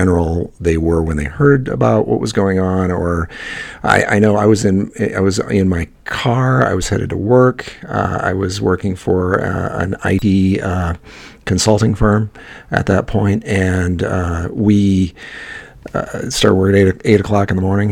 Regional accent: Midwest, United States; Me being a Midwesterner

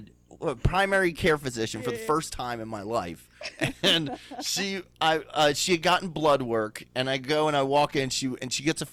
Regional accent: Baltimore, Maryland, United States; Grew up in Southwest Baltimore City

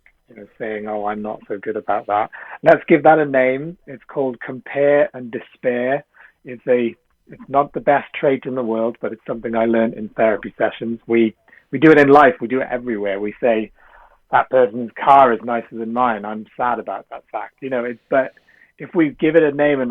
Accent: South Wales, United Kingdom; moved away as an adult; also born or lived in London / Sri Lanka (family); I come from a Sri Lankan family, but I was brought up in South Wales, and then I moved to London when I went to university.

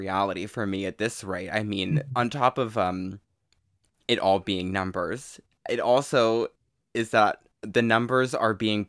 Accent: a small town in central Oregon, United States; I'm from a small town in central Oregon in the mountains that has a population of 2,050

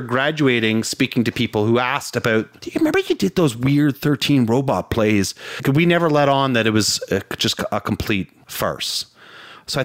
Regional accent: Canada; as a Canadian

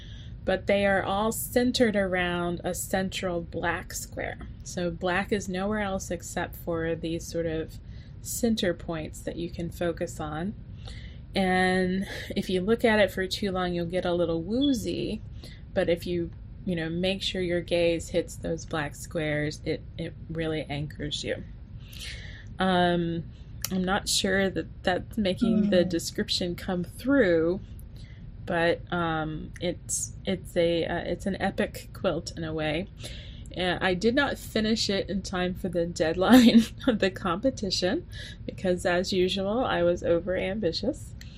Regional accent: the South, United States; As a Southerner, it's you can't grow up without even being called it, right?

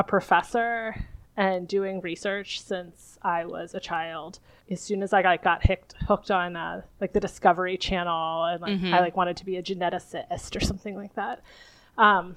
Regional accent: Philadelphia, Pennsylvania, United States; I am a biophysicist from the Philadelphia area

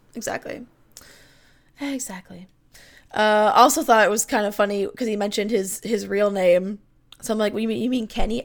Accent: Canada; I'm Canadian

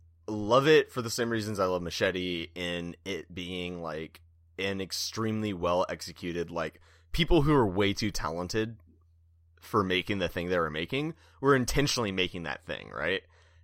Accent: California, United States; now in Bay Area, United States; I'm from Southern California. It was great down there, like the very brown beans. And then I'm in the Bay Area

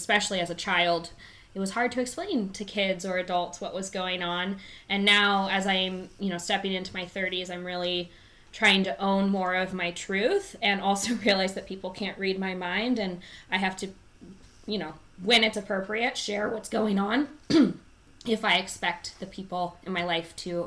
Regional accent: California, United States; I live in California, born and raised.

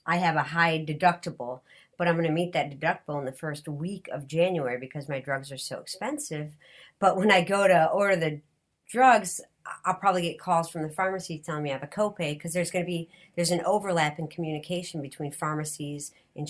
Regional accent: Detroit, Michigan, United States; I'm from Detroit

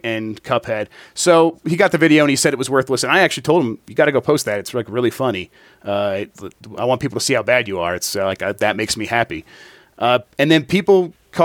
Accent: Midwest, United States; we're from the Midwest

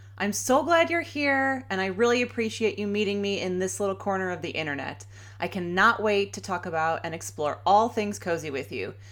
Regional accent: Chicago, Illinois, United States; moved away as an adult; now in Sacramento, United States; I grew up in Chicago in the suburbs. I am a true Chicagoan

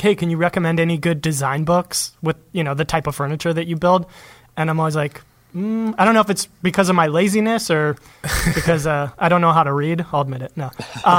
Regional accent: Los Angeles, California, United States; Los Angeles.

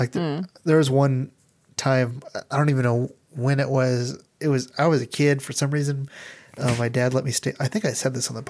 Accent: Nebraska, United States; I'm a mom from Nebraska.

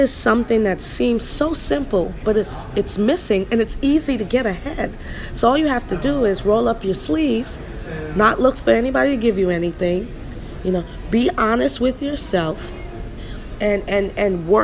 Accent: Freeport, Grand Bahama, Bahamas; moved away as an adult; also born or lived in Rhode Island, United States; now in United States; born and raised in Freeport, Grand Bahama, came to the United States to play college basketball

